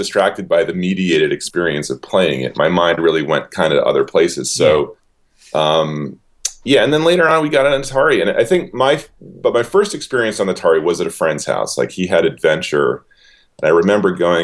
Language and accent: English; New York, United States; I grew up in New York